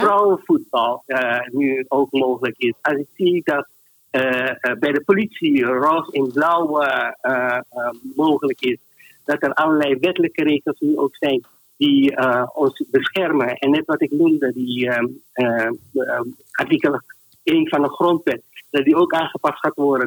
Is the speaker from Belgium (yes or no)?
no; Suriname; now in Netherlands; Ik werd gediscrimineerd als Surinamer